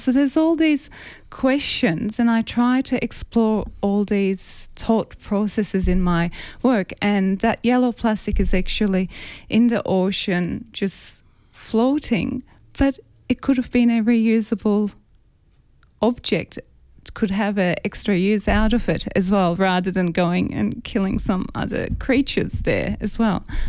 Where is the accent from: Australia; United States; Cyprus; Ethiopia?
Cyprus; moved away; I grew up grew up in an island, so I'm originally from Cyprus, and I grew up near a water.